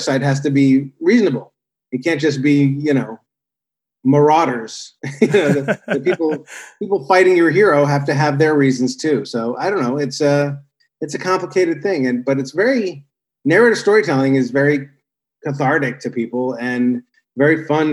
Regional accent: Los Angeles, California, United States; growing up in Los Angeles with a comedy writer

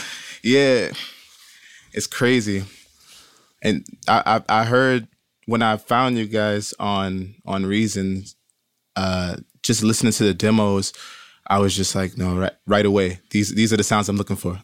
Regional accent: Brooklyn, New York, United States; growing up in Brooklyn, it's so many, like, different Caribbean cultures.

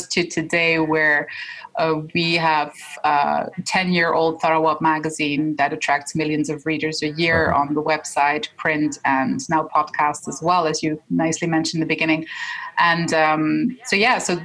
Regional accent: Switzerland; my father is Egyptian, my mom's Dutch, but we were born and raised in Switzerland

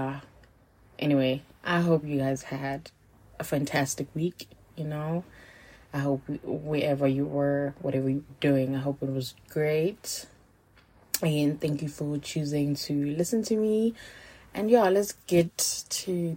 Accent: Johannesburg, Gauteng, South Africa; also born or lived in Limpopo; I grew up two places, but like I grew up in Limpopo, and I was living with my aunts and a few of my cousins. So in 2006, I moved back here to Joburg to live with my mom

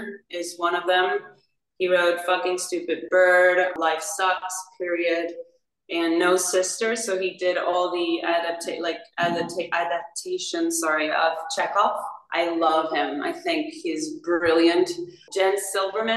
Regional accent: Paraguay; moved away; I'm from Paraguay

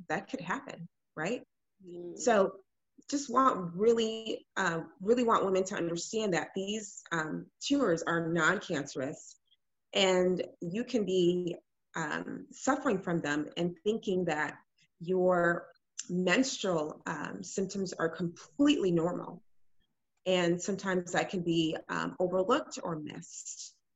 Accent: Illinois, United States; also born or lived in Ghana (family); now in Houston, United States; I am originally from Illinois. Um, my family's from Ghana, and um, I live. I've been living in Houston for the last about six, seven years

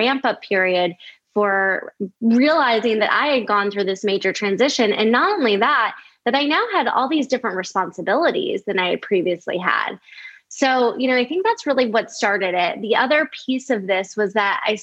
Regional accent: outside of Chicago, Illinois, United States; moved away as an adult; also born or lived in California; I actually grew up in the Midwest. I grew up outside of Chicago.

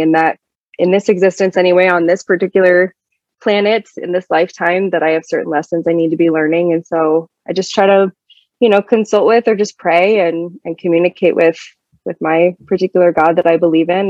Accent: Sandy, Utah, United States; also born or lived in Kansas City; I grew up in Sandy, Utah, which is a very suburban, very Mormon neighborhood

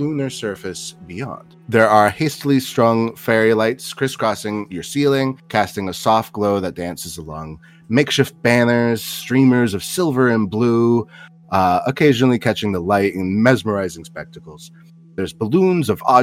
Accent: Newark, New Jersey, United States; my hometown of Newark, New Jersey

